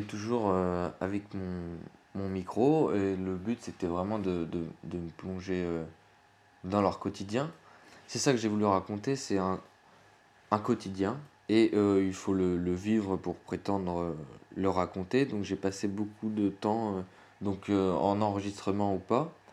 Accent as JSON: {"language": "French", "area": "Burgundy, Mâconnais", "region": "Bourgogne-Franche-Comté", "country": "France", "tie": "born or raised there", "said": "moi je suis originaire de, de Bourgogne, du Mâconnais, c'est une région viticole"}